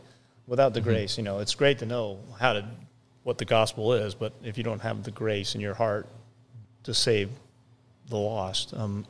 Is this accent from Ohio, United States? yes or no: no; Minnesota, United States; born there; I was born in Minnesota, but not Partridge, Minnesota.